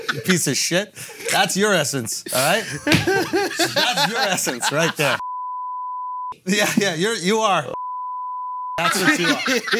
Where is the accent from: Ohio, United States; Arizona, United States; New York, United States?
New York, United States; Say, I'm not from New York. I'll give you some real pure New York racism. That's what I'll give you. Remind you where I'm from.